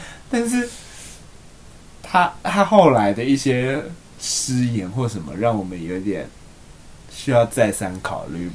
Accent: Tainan, Taiwan; moved away; 我们台南人

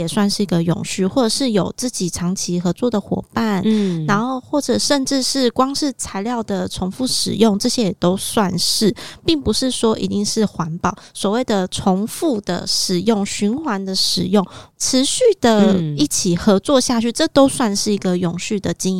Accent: Zhudong, Hsinchu County, Taiwan; 发生在我的家乡竹东，是山神祭

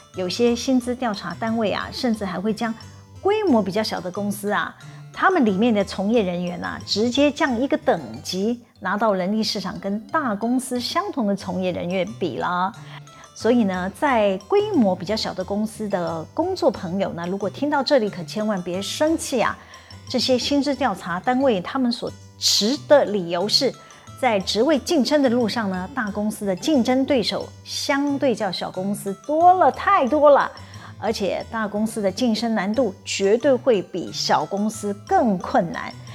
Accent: Taiwan; 我们台湾人还真有创意呢

